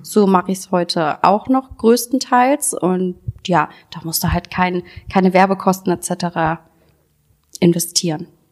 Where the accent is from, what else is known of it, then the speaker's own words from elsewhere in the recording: Solingen, North Rhine-Westphalia, Germany; Ich komme aus Solingen, wie ihr jetzt schon wisst